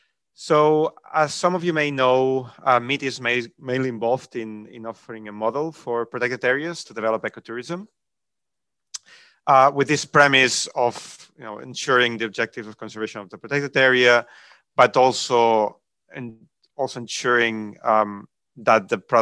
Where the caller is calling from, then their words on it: Malaga, Andalusia, Spain; I'm speaking from Malaga, southern Spain, at the IUCN Mediterranean Center.